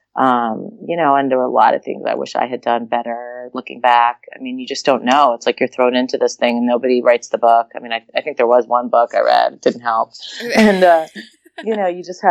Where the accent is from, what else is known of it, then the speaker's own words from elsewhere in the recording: New York, United States; also born or lived in Philadelphia; now in Los Angeles, United States; We grew up in New York